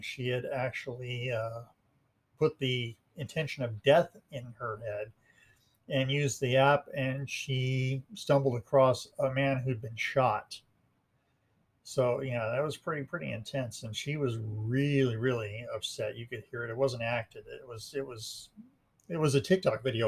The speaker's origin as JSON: {"language": "English", "town": "Montrose", "region": "Colorado", "country": "United States", "tie": "born or raised there", "said": "I was born and raised in Montrose, Colorado"}